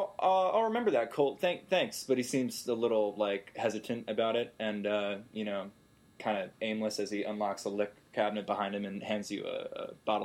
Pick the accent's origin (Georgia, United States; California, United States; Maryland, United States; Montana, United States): Maryland, United States; also born or lived in Tennessee; I'm from Maryland.